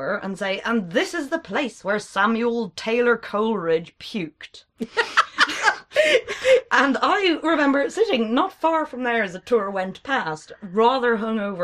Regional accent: Ireland; when we're speaking Irish

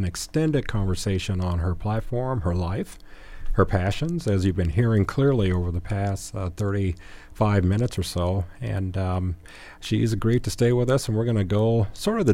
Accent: Gary, Indiana, United States; my hometown of Gary, Indiana

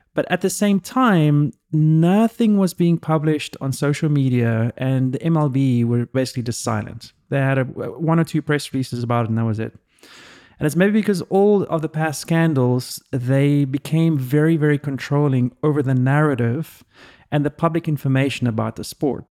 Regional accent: South Africa; now in United States; I grew up in South Africa

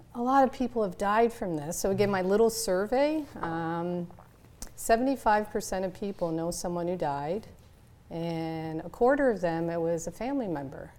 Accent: Canada; moved away; I'm from Canada

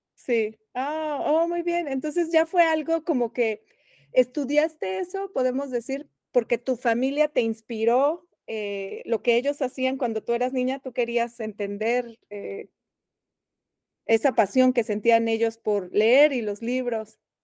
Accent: Mexico City, Mexico; moved away as an adult; now in Bloomington, United States; yo que vengo de la Ciudad de México

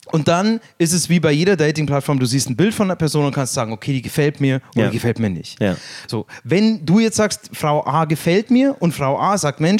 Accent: Ukraine; Ich komme aus der Ukraine

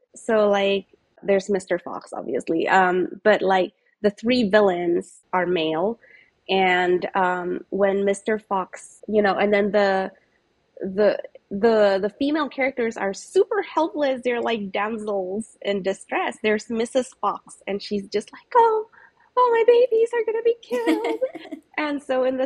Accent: Singapore; I grew up in Singapore

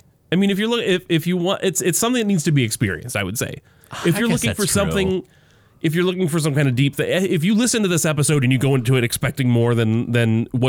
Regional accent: United States

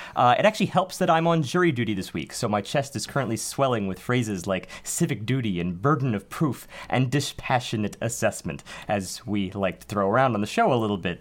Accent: New York City, New York, United States; being New Yorkers

